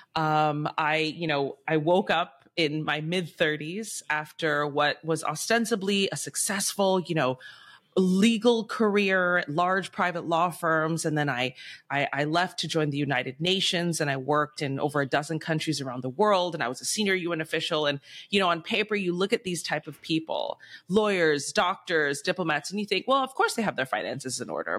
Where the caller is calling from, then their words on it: Bangkok, Thailand; I'm calling in from Bangkok, Thailand.